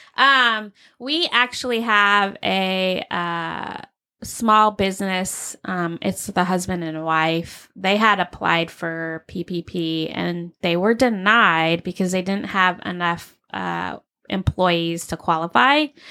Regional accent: Arizona, United States; I grew up in Arizona.

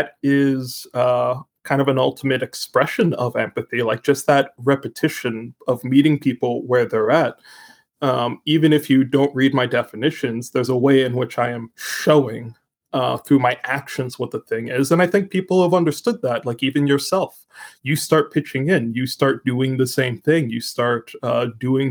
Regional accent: Canada; I am Canadian

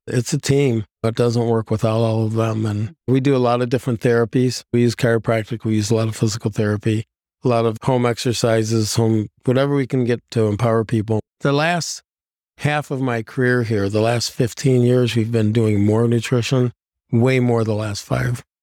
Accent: Ohio, United States; moved away as an adult; now in Plymouth, Wisconsin, United States; I'm originally from Ohio, played football in high school from all boy Catholic school

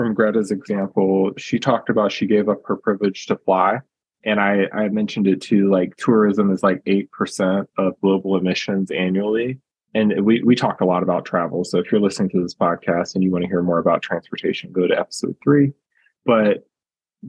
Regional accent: United States; as a American citizen living in a very individualistic society

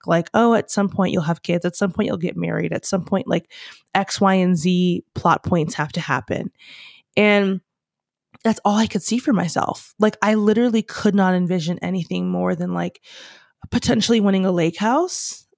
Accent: United States; We're American.

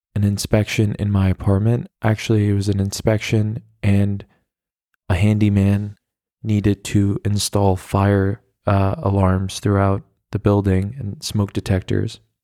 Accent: United States; now in Berlin, Germany; as an American

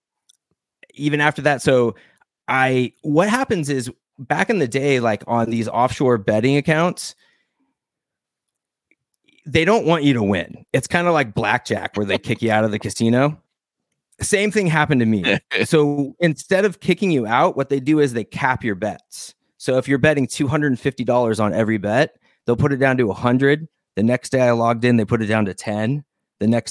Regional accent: Arizona, United States; now in California, United States; I'm from Arizona.

